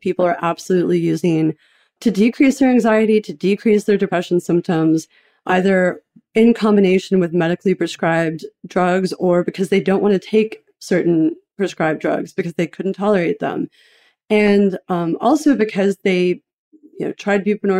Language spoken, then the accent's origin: English; Knoxville, Tennessee, United States; I grew up in a fairly averagely dysfunctional, eccentric house. I'm from Knoxville, Tennessee